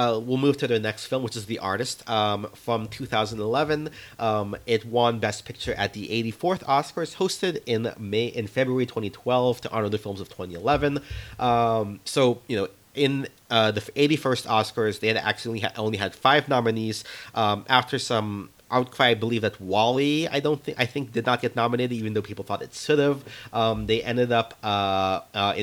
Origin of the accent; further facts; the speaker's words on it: Jacksonville, Florida, United States; moved away; I'm originally also from Jacksonville, Florida